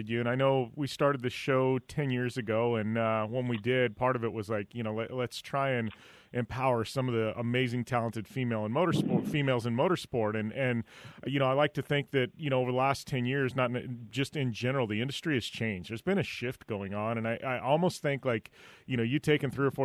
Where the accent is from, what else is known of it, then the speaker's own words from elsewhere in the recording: Parker, United States; my hometown here in Parker.